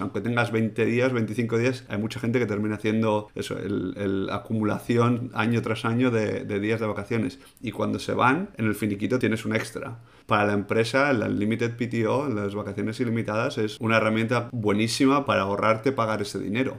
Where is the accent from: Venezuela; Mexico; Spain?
Spain; Como español, además, que, que vengo de, de, la cultura de tomarte agosto entero libre